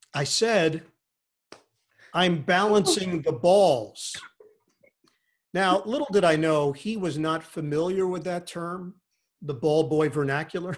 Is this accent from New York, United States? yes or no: yes; New York City, New York, United States; also born or lived in Rego Park; I grew up in Forest Hills